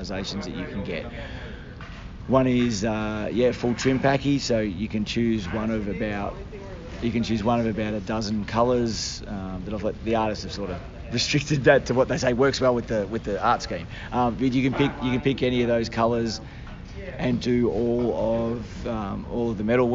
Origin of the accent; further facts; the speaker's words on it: Australia; we're Australian